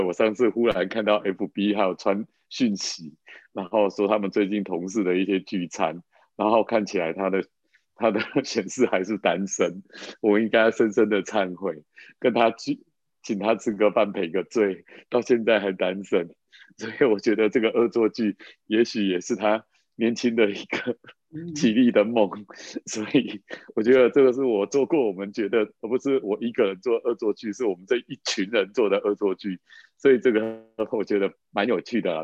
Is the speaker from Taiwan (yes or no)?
yes; Taiwan; 我们那时候在那个眷村长大的